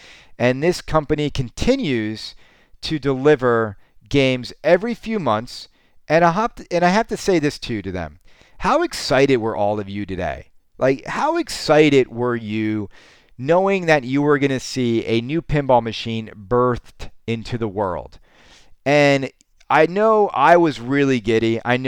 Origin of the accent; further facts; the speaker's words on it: Canada; Don't get me wrong. I'm Canadian. I'm never satisfied.